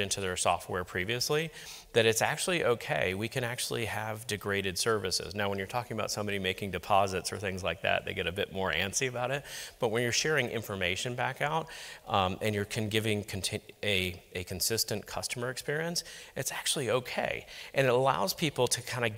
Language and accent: English; Singapore; I'm actually from Singapore, working at a bank in Singapore